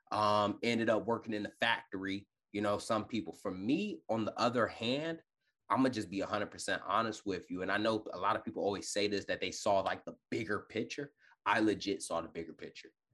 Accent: Detroit, Michigan, United States; also born or lived in California; now in Virginia, United States; born and raised in Detroit, Michigan

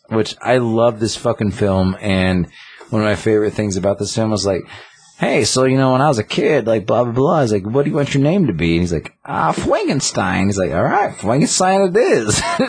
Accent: the South, United States; I'm from the South. The deep South.

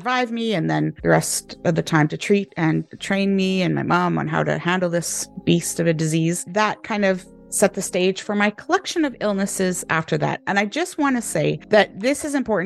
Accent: Canada; moved away as an adult; now in United Kingdom; I am a Canadian, but I'm living in the UK, have been for 10 years

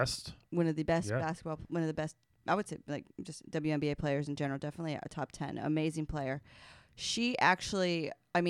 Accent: United States; I'm an American

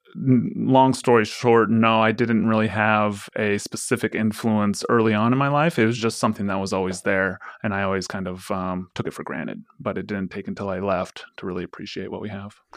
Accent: Forest Grove, Oregon, United States; I grew up in Forest Grove, so, I mean, I grew up in Pinot Noir country

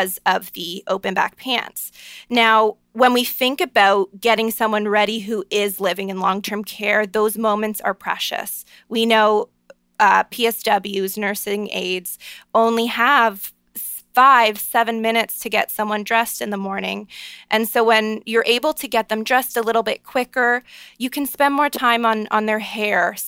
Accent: Niagara Falls, Ontario, Canada; I'm a Canadian girl from born and raised Niagara Falls, Ontario

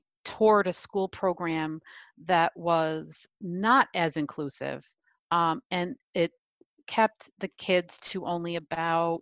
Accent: New York, United States; I'm from New York

